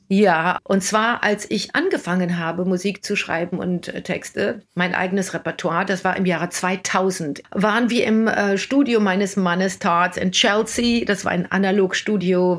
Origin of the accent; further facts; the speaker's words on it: Germany; now in New York, United States; als einzige Deutsche in der Produktion